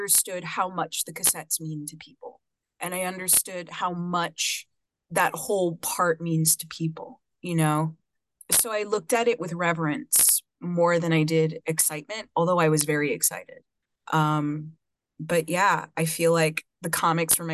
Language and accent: English; New York City, New York, United States; I am from Brooklyn, New York originally. I was raised in Coney Island in a beautiful mixed Afro-Puerto Rican family.